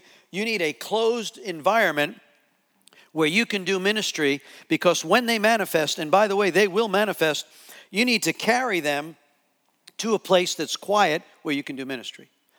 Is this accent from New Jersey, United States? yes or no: yes; New Jersey, United States; So I'm from New Jersey.